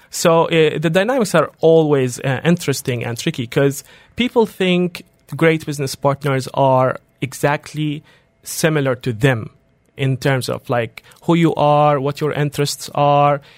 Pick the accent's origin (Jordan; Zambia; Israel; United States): Jordan; moved away as an adult; also born or lived in Dubai; I come from Jordan